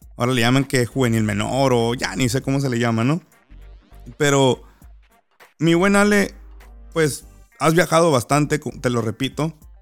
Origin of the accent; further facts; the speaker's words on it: Los Cabos, Baja California Sur, Mexico; soy de Los Cabos